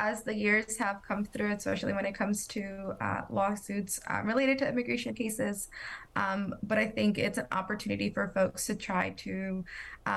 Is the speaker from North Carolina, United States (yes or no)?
yes; Charlotte, North Carolina, United States; also born or lived in El Salvador; I am proud to call myself a Charlottean